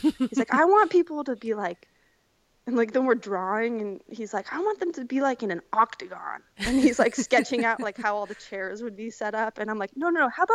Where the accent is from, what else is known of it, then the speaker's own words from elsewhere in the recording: Missoula, Montana, United States; moved away; I grew up in Missoula, just over the mountains from Bozeman